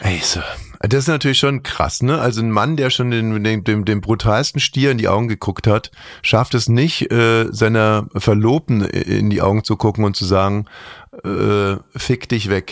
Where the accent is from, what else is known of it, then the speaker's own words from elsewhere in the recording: Germany; wir Deutschen